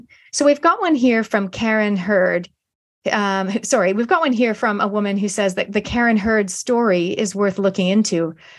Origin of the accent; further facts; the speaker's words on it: Canada; now in New Zealand; I've been in New Zealand 27 years from Canada, but my accent is, it's here to stay.